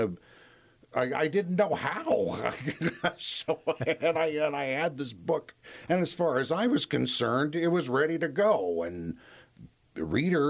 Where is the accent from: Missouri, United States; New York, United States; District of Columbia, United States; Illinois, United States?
District of Columbia, United States; Washington; also born or lived in Gayville, South Dakota; I grew up in Washington, D.C.